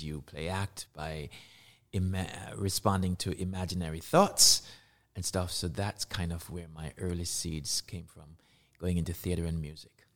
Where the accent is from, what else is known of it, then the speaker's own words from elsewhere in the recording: Kingston, Jamaica; moved away as an adult; I was born in Kingston, Jamaica, and I was raised in Jamaica